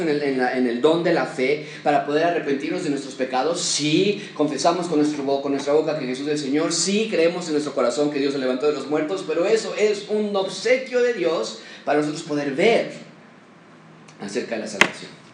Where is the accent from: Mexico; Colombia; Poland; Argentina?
Mexico; somos ciudadanos mexicanos y tenemos responsabilidades aquí